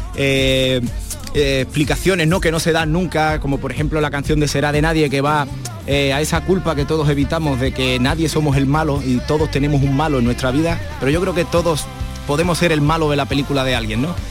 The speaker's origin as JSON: {"language": "Spanish", "town": "Cartaya", "region": "Andalusia", "country": "Spain", "said": "Soy de Huelva, de Cartalla."}